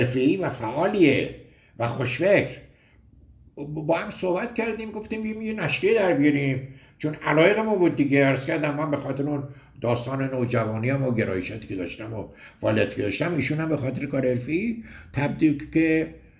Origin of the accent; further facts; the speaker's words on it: Gorgan, Golestan, Iran; moved away as an adult; also born or lived in United States; now in Tehran, Iran; من دیپلم ریاضی دارم از دبیرستان ایران شهر گرگان متولد گرگان هستم